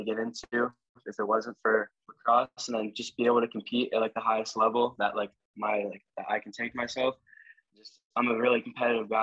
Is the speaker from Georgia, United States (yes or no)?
no; Ohio, United States; We're the kids from Ohio